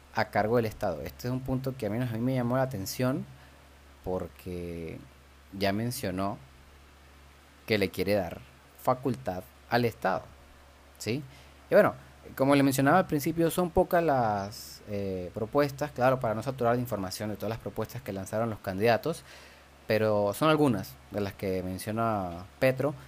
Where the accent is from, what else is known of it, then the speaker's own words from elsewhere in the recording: Venezuela; moved away; yo como venezolano